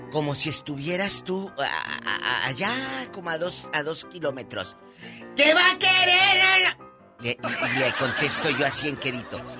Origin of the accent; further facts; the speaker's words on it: Mexico; Y luego, pues saben que soy muy mexicana.